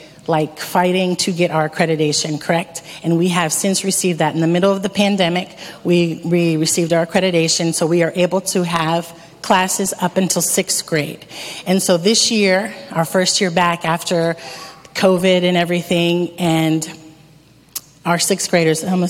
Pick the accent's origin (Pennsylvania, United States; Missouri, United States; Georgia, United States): Pennsylvania, United States; Erie; moved away as an adult; also born or lived in Dominican Republic; I am from Erie, Pennsylvania, born and raised